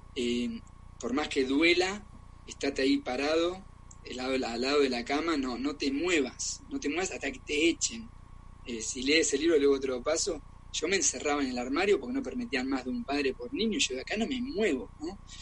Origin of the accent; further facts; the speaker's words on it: Argentina; also born or lived in Germany; now in Barcelona, Spain; soy argentino